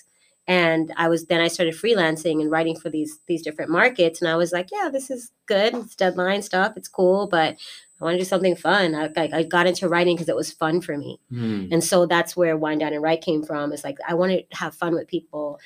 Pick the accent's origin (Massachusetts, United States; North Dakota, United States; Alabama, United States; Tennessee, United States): Massachusetts, United States; Boston; moved away as an adult; also born or lived in Baltimore, Maryland; I was born in Massachusetts, Boston, Massachusetts